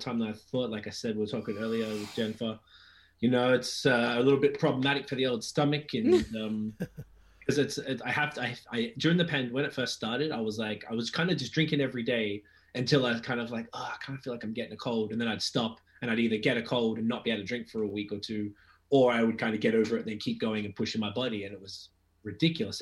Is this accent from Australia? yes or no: yes; Australia; I'm from Australia